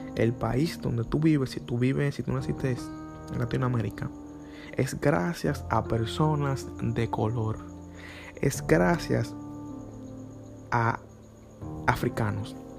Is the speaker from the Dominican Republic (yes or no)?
yes; Dominican Republic; A los dominicanos nos pasa casi igual cuando llegamos a Estados Unidos.